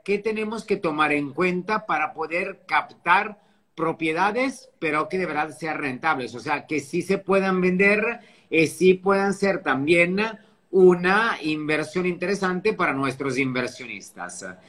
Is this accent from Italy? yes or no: yes; Italy; also born or lived in France / Dubai / Sydney; now in Riviera Maya, Mexico; un italiano viviendo aquí en México, en la Riviera Maya.